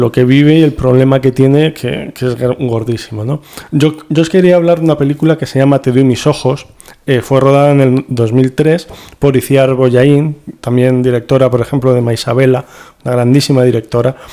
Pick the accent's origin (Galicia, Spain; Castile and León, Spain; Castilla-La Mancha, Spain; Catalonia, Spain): Castilla-La Mancha, Spain; Toledo; Como toledano